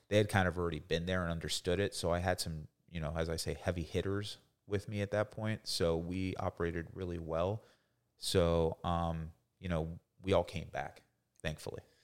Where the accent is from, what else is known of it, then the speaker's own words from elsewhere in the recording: Coral Springs, Florida, United States; also born or lived in Boynton Beach, Florida / Greenville, South Carolina / Leesburg, Florida; we moved, uh, down to, uh, Coral Springs, which is like the suburb of Fort Lauderdale. I grew up there.